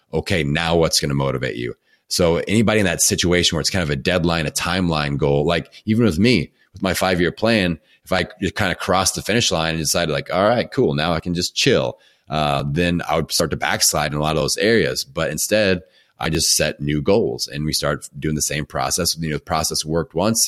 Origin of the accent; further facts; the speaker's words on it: Bloomington, Indiana, United States; my hometown of Bloomington, Indiana